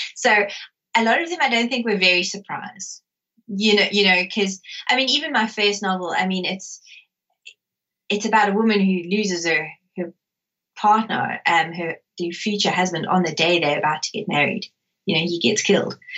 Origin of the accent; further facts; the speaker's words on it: South Africa; growing up in South Africa